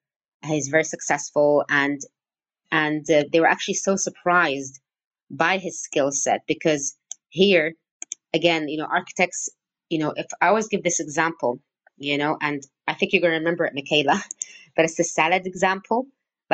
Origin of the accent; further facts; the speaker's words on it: Syria; English is a second language; also born or lived in Cyprus; I wasn't born in Syria, and I stayed there for 18 years.